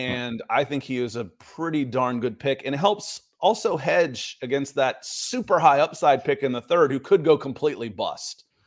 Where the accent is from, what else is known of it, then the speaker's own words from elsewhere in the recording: Atlanta, Georgia, United States; growing up in Atlanta